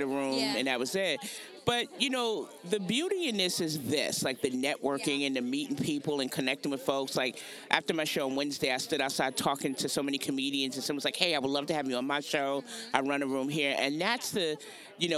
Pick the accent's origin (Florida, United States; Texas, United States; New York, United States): New York, United States; New York City; moved away as an adult; now in Charlotte, United States; So I'm originally from Brooklyn, New York, but I now live in Charlotte, North Carolina. I've been in Charlotte for since 2003